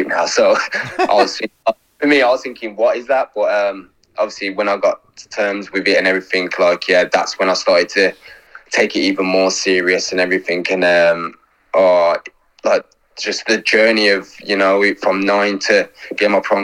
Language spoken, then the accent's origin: English; Wolverhampton, West Midlands, United Kingdom; also born or lived in Lewisham, London; I'm from Pendeford